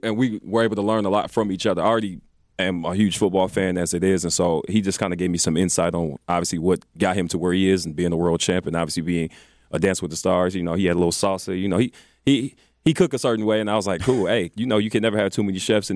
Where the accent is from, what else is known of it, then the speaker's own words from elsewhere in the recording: Milwaukee, Wisconsin, United States; we're all from Milwaukee, you know, everybody that's on the creative staff.